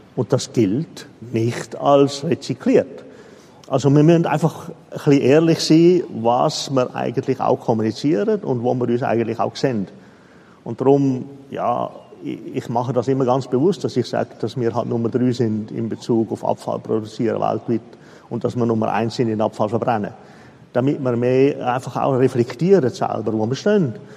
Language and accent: German; Switzerland; Ich bin Schweizer, oder? Sogar in der Schweizer eigentlich gebürtig.